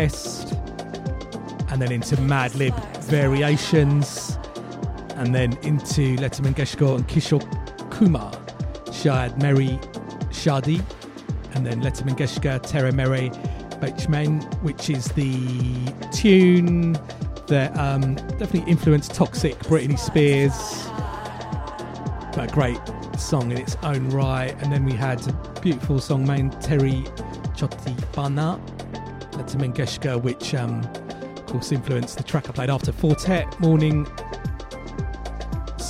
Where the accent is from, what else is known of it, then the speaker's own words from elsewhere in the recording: United Kingdom; also born or lived in Nairobi, Kenya / Goa, India (ancestry); I came to the UK when I was four.